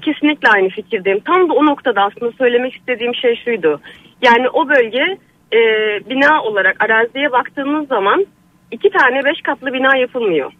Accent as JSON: {"language": "Turkish", "region": "İzmir", "country": "Turkey", "tie": "born or raised there", "moved": "yes", "said": "benim çocukluğum o evde geçti."}